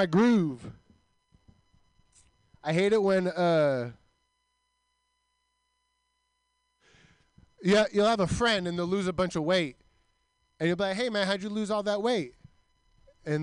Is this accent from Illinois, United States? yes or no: no; Milpitas, California, United States; growing up in Milpitas